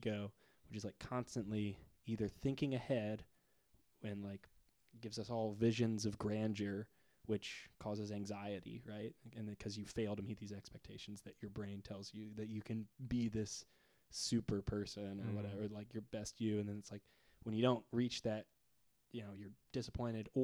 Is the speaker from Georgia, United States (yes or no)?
yes; Atlanta, Georgia, United States; now in Nashville, United States; We're from Atlanta together